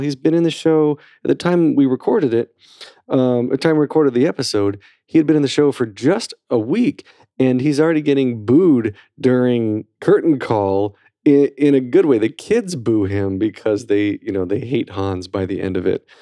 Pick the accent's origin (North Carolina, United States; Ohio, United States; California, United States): North Carolina, United States; I'm from North Carolina